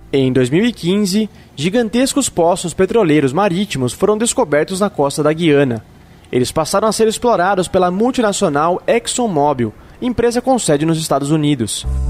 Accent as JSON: {"language": "Portuguese", "region": "Northeast Region", "country": "Brazil", "tie": "born or raised there", "said": "nasci no Nordeste"}